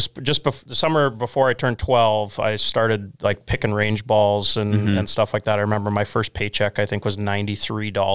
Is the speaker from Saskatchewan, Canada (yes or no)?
yes; Emerald Park, Saskatchewan, Canada; also born or lived in Regina / Deer Valley / Lumsden; now in Craven, Canada; We moved to Emerald Park when I was 4. Went to school there until after grade 10